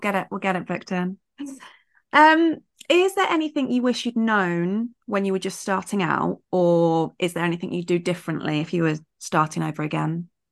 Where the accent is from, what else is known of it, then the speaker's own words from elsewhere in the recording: United Kingdom; as British